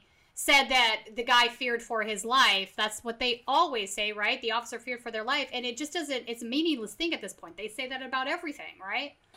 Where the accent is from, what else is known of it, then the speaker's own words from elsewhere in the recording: California, United States; hitting close to home for me as a Californian